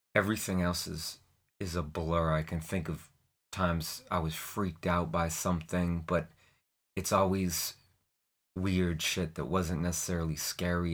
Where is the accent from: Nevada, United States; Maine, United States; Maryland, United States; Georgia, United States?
Maine, United States; Portland; I was born in Portland, Maine in nineteen seventy-seven